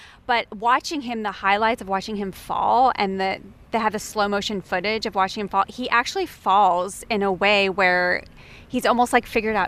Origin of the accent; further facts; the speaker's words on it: United States; being an American player